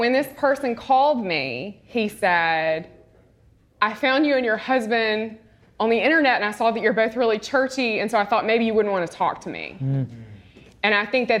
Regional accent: Mississippi, United States; now in Houston, United States; I'm from Mississippi

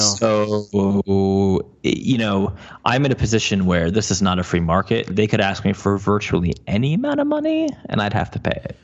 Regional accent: New Jersey, United States; I'm from New Jersey

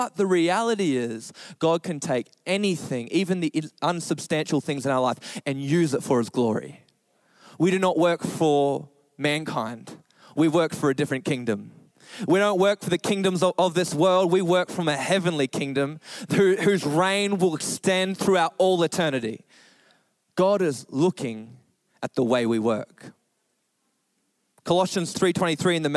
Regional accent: Australia; we're Australian

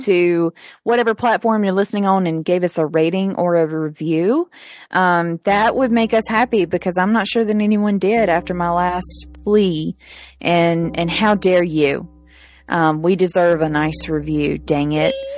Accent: Pontotoc, Mississippi, United States; my hometown of Pontotoc, Mississippi

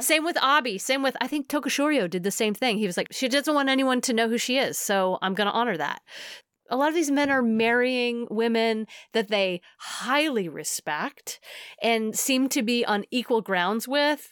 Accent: United States; as an American

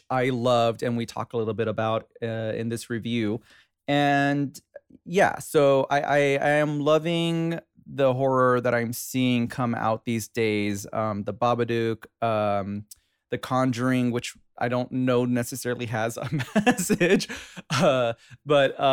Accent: Inglewood, California, United States; I grew up in Inglewood

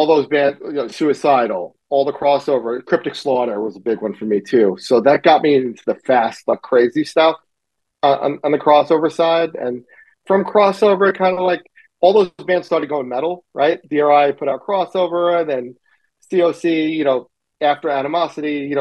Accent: New York City, New York, United States; I grew up in Middle Village, Queens.

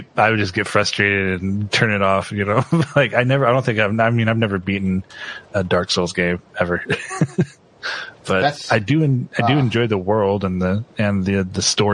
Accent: Washington, United States; moved away as an adult; also born or lived in Idaho / Utah; I grew up in Washington State

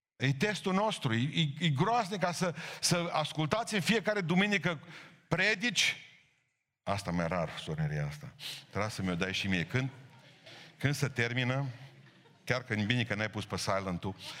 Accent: Romania; îmi place că sunt român

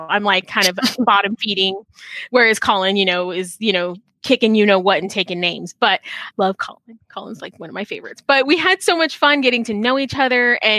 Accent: San Antonio, Texas, United States; Deep Root Pinball, which is in my hometown of San Antonio, Texas.

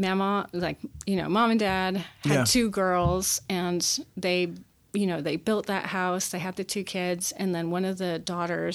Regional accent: northwest corner of Connecticut, United States; moved away; I grew up in Connecticut

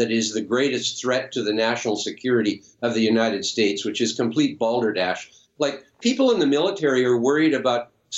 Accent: Canada; as a Canadian

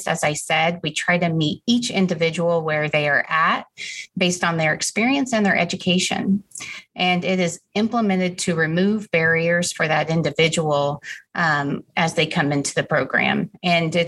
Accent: Wichita, Kansas, United States; I grew up in Wichita, Kansas, went to school at Wichita State University

